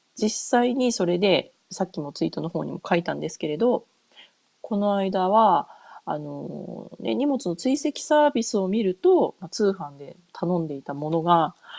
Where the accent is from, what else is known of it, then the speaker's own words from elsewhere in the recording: Japan; now in United States; 日本帰国するたびに